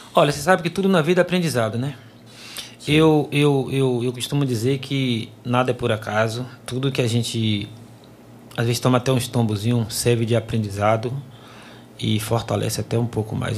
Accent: Nazaré, Bahia, Brazil; moved away as an adult; now in Salvador, Brazil; na minha cidade natal, Nazaré das Farinhas

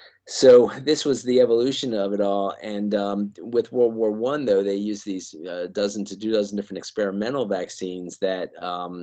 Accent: Baltimore, Maryland, United States; Baltimore, actually, my hometown

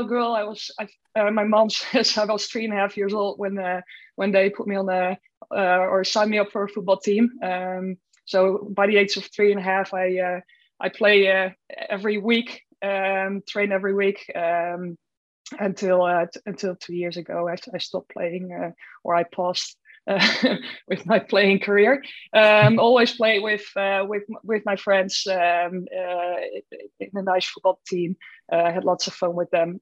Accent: Netherlands; moved away as an adult; also born or lived in Groningen; I'm from the Netherlands originally.

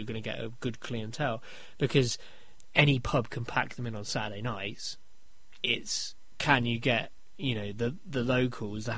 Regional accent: Deddington, South East England, United Kingdom; we come from Dennington, a small market, ex-market town

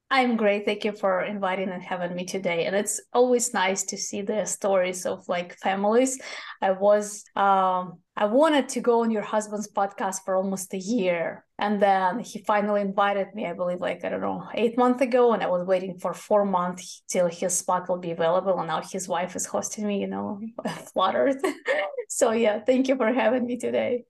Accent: Moscow, Russia; English is a second language; moved away as an adult; now in United States; I was born in Moscow. I was born in Soviet Union, the country that does not exist anymore

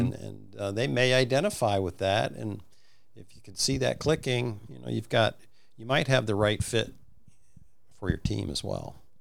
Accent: Midwest, United States; moved away as an adult; also born or lived in Bowling Green; I was from the Midwest

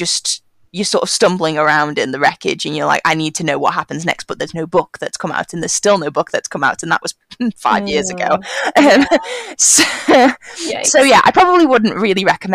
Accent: United Kingdom; me as a British person

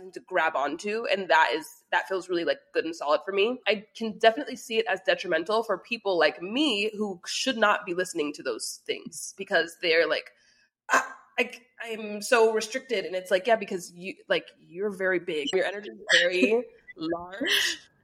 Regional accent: United States; I was born and raised in America.

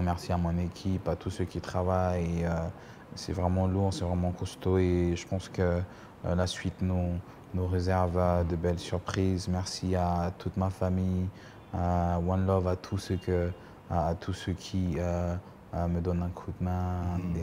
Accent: Cameroon; être le seul Camerounais

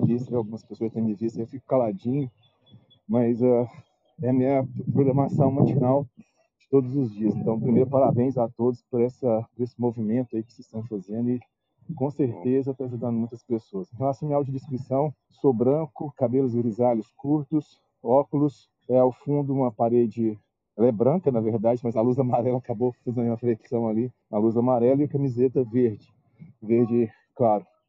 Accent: Uberlândia, Minas Gerais, Brazil; eu sou de Uberlândia, Minas Gerais

